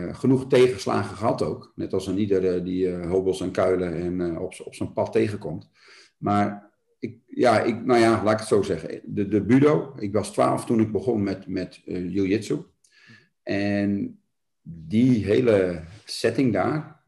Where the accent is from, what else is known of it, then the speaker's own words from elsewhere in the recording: Ermelo, Gelderland, Netherlands; also born or lived in Nunspeet; now in Doornspijk, Netherlands; Ik ben in Ermelo geboren.